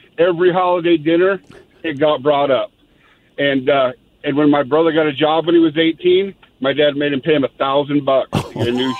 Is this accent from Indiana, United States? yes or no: no; Montana, United States; we grew up in Montana